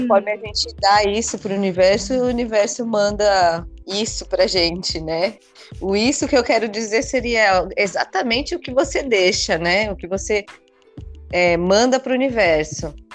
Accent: São Paulo, Brazil; now in Ubatuba, Brazil; Eu falo que eu nasci em São Paulo, me criei

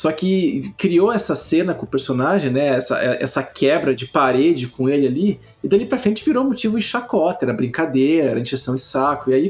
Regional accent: Rio de Janeiro, Brazil; accent: carioca; Meu sotaque carioca que virou gaúcho e mineiro ao mesmo tempo.

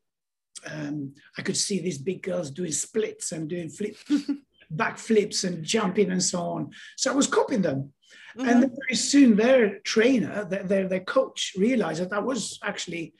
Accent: Tirana, Tirana County, Albania; English is a second language; moved away as an adult; also born or lived in Spain; now in London, United Kingdom; I was born in Tirana

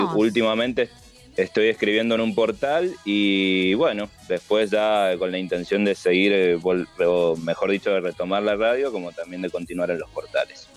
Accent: Mendoza, Argentina; soy de Mendoza

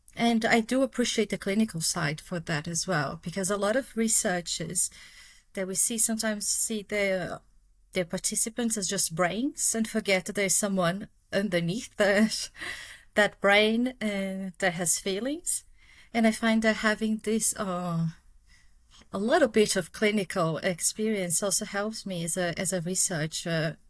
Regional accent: Brazil; accent: Brazilian; English is a second language; moved away as an adult; now in United Kingdom; people have guessed from my accent, but yeah, I'm Brazilian

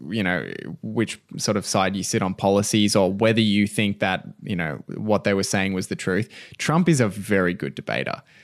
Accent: Australia; we're Australian

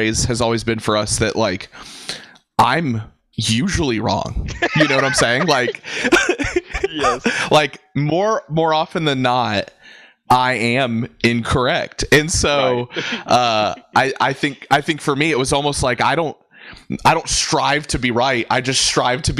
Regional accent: Birmingham, Alabama, United States; moved away as an adult; also born or lived in Kalamazoo, Michigan; now in Cincinnati, United States; I grew up in Birmingham, Alabama. I was born in Kalamazoo, Michigan

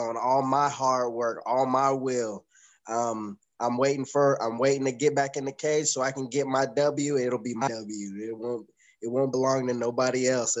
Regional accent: Danville, Illinois, United States; Danville, Illinois, 217.

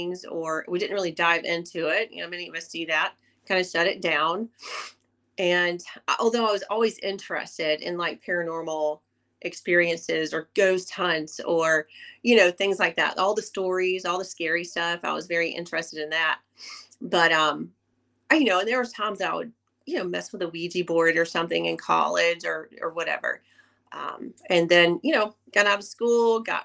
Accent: the South, United States; I was born and raised in the South

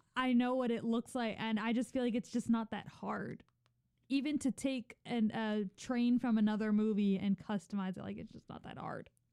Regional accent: Philadelphia, Pennsylvania, United States; we grew up in Philadelphia

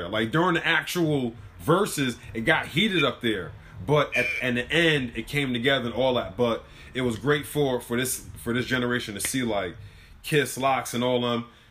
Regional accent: New York, United States; growing up in New York

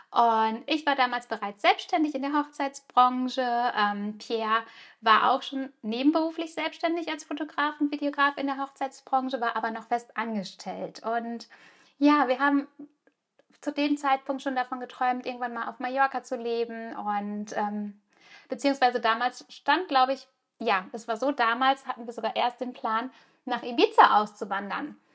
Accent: Germany; now in Spain; Ich bin zwar ganz normal in Deutschland geboren und auch aufgewachsen, aber mein Herz hat schon immer in einem kleinen Fischerdorf an der Costa Brava gelebt.

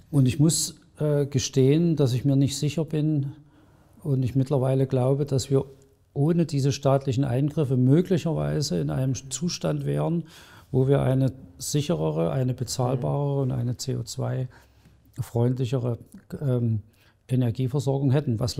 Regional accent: Saxony, Germany; in den letzten Wochen sehr intensiv mit der Geschichte der alten Bundesrepublik beschäftigt, die ich als Sachse nicht so gut kannte.

